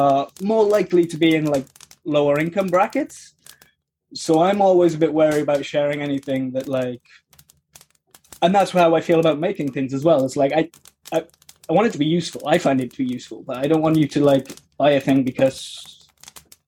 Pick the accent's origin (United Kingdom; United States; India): United Kingdom; I'm very British